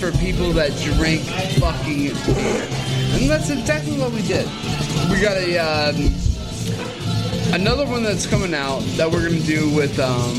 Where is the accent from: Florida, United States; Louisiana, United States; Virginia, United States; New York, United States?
Louisiana, United States; New Orleans; I'm from New Orleans.